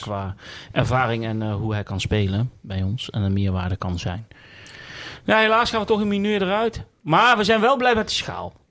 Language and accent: Dutch; Westervoort, Gelderland, Netherlands; ik ben opgegroeid in Westervoort. Mijn ouders wonen er nog